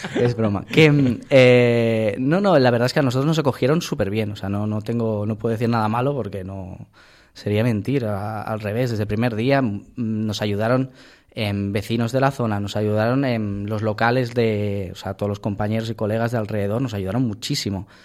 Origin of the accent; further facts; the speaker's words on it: Barcelona, Catalonia, Spain; moved away as an adult; now in Valladolid, Spain; Yo he nacido a 50 metros del Camp Nou